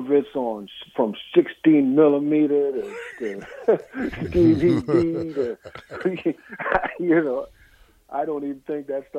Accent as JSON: {"language": "English", "region": "East Coast", "country": "United States", "tie": "born or raised there", "said": "growing up on the East Coast, you got an East Coast team"}